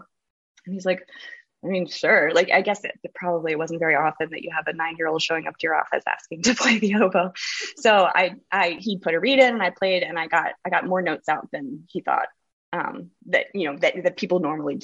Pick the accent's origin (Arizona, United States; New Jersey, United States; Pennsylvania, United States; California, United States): Pennsylvania, United States; outside of Philadelphia; moved away as an adult; I grew up outside of Philadelphia, so they start you in band around fourth grade there.